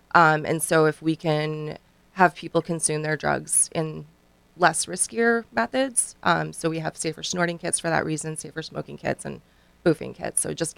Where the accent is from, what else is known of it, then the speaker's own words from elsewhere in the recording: Canada; now in United States; I'm actually from Canada. I've been here for just over 5 years now, and we have those facilities where I'm from.